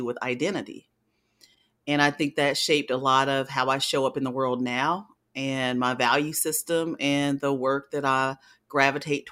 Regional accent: Spartanburg, South Carolina, United States; I am born and raised in Spartanburg, South Carolina

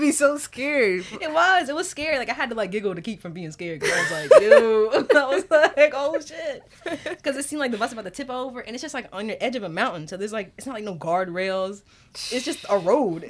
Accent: New York, United States; I'm from New York

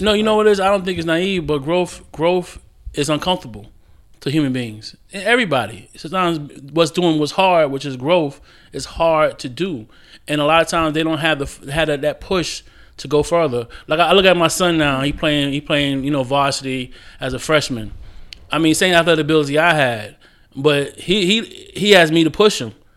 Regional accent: Jersey City, New Jersey, United States; moved away; also born or lived in Florida / Charlotte; I grew up in Jersey City

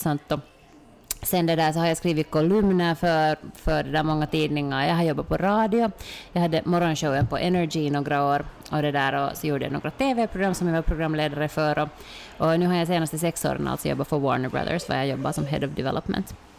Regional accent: Finland

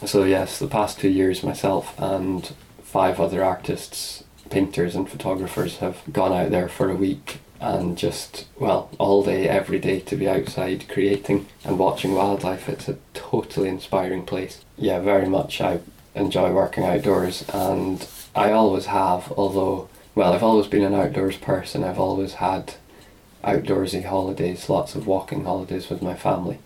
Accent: Edinburgh, Scotland, United Kingdom; I was born in Edinburgh

